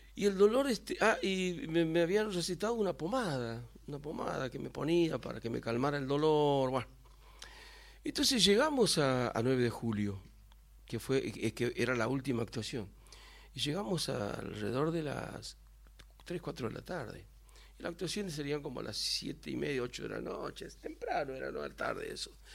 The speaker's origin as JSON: {"language": "Spanish", "region": "Santiago del Estero", "country": "Argentina", "tie": "born or raised there", "said": "Yo nací en Santiago del Estero"}